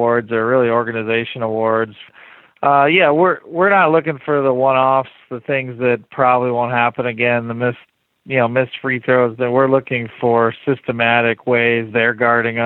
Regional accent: rural Ohio, United States; also born or lived in Wisconsin; I'm from rural Ohio. I was born in Wisconsin

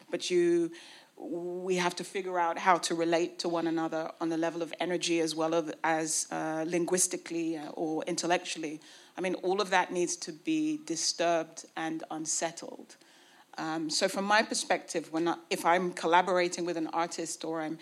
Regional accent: United Kingdom; I was trained in Britain, you know, I was brought up in Britain, I went to British schools, I have had a colonial education

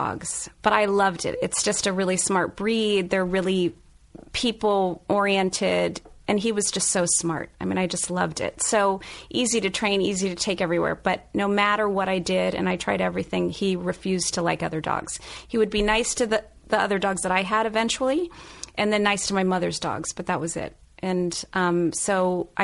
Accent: Cincinnati, Ohio, United States; I'm from Cincinnati

